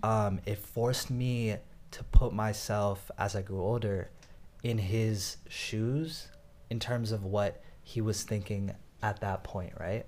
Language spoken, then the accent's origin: English; Northern Virginia, United States; I was born in Northern Virginia